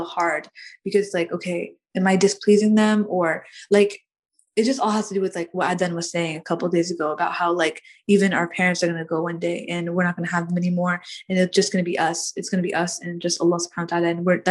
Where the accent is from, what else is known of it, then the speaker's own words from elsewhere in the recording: United States; I grew up in America. I've been living in America since 2002 or 2003